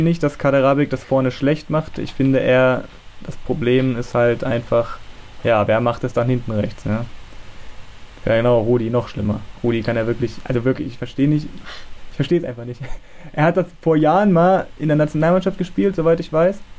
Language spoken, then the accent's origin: German; Germany